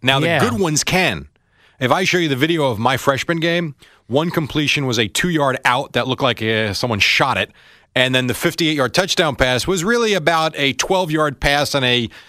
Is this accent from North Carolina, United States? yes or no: no; Raritan, New Jersey, United States; my first game as a freshman quarterback was against Raritan High School, which was like my hometown growing up.